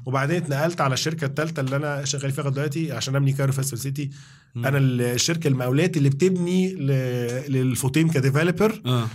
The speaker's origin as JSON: {"language": "Arabic", "country": "Egypt", "also_born_or_lived": "England", "said": "انا اول مصري واول واحد من مصر"}